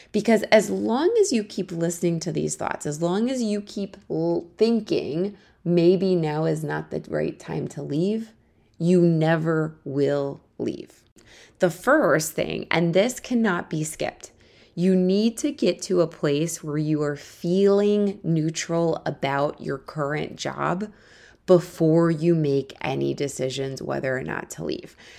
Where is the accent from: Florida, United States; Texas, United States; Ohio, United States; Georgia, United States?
Ohio, United States; Akron; moved away as an adult; also born or lived in Missouri; now in New York City, United States; I'm originally from Ohio. I grew up there until I went to college at the University of Missouri to study journalism